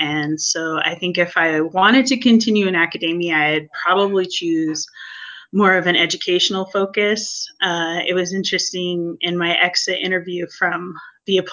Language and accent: English; Pacific Northwest, United States; moved away; I am originally from the Pacific Northwest